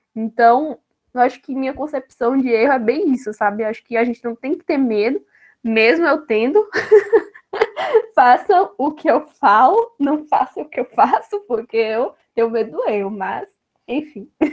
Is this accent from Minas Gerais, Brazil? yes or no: no; Bahia, Brazil; sou aqui da Bahia